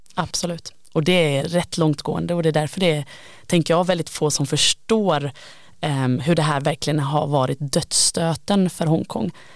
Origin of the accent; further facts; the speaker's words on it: Gothenburg, Västra Götaland, Sweden; Jag är ju göteborgare, kommer från en stad som är väldigt beroende av Kina